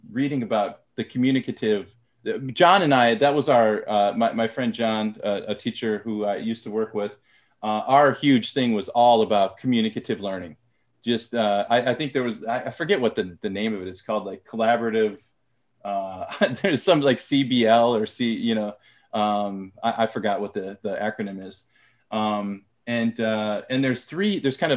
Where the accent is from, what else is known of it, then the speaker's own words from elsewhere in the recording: United States; first language English; moved away as an adult; now in South Korea; I was born and raised in America and my native language is English